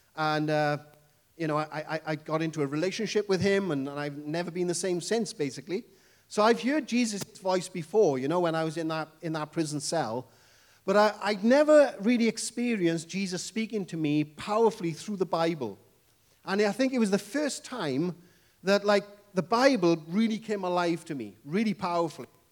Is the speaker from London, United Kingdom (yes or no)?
no; Wales, United Kingdom; accent: Welsh English; I come from the lovely country called Wales